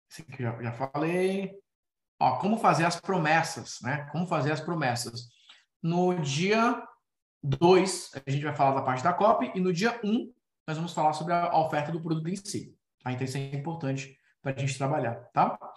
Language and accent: Portuguese; Ceará, Brazil; Cearense aqui também, cabeça chata, né? Tô dentro.